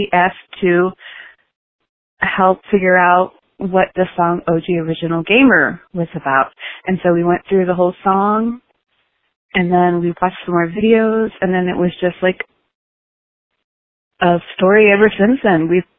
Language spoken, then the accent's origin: English; Lorain, Ohio, United States; I'm from Lorain, Ohio.